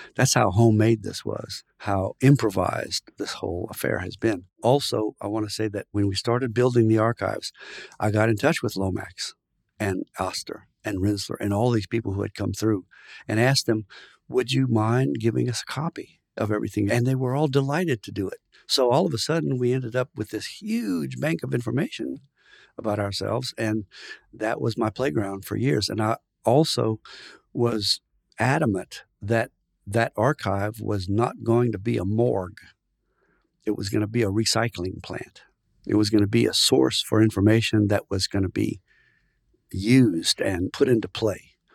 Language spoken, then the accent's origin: English; South Louisiana, United States; also born or lived in Indiana / France; I was born here in South Louisiana in a French-speaking family